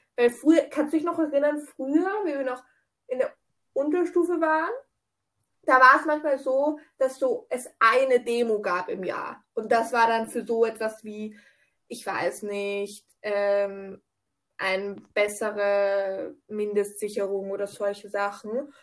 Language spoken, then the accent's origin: German; Austria; bei uns in Österreich